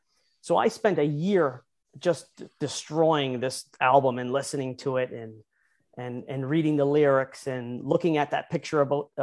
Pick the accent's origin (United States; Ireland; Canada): Canada; St. Catharines, Ontario; Like I said, basically a town called St. Catharines. I was born and raised there.